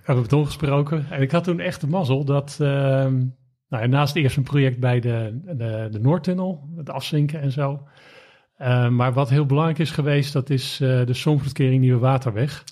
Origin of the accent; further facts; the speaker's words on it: Rijswijk, South Holland, Netherlands; opgegroeid in Rijswijk